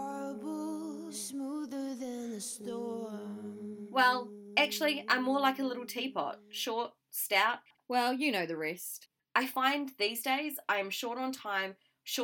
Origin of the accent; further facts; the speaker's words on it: New Zealand; I'm a Kiwi Indian